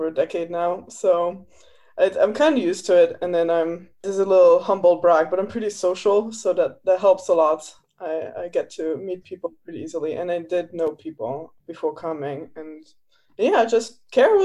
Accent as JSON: {"language": "English", "country": "Luxembourg", "moved": "as an adult", "lives_now": "United States", "said": "I'm from Luxembourg originally"}